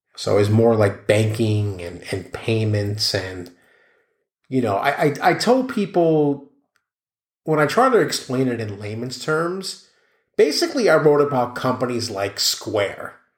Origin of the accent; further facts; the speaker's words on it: New York City, New York, United States; grew up in New York City